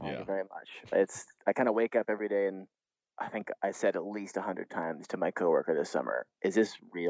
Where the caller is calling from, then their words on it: Easton, Maryland, United States; Today I'm calling from near Easton, Maryland on the Chesapeake Bay.